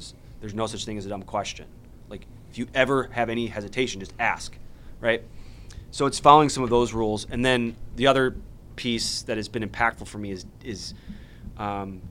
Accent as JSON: {"language": "English", "area": "Chicagoland", "region": "Illinois", "country": "United States", "said": "we all kind of from Chicagoland"}